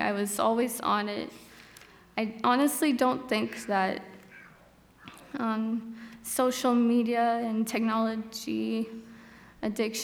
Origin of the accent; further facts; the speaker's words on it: Bakersfield, California, United States; I'm from Bakersfield, California. I lived there my whole life